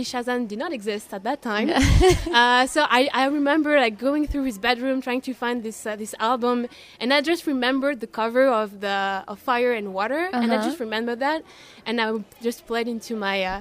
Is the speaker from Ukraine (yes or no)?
no; Paris, Île-de-France, France; English is a second language; moved away as an adult; now in Barcelona, Spain; I'm French. I'm from Paris, and I've been living in Barcelona for more than 2 years and a half now.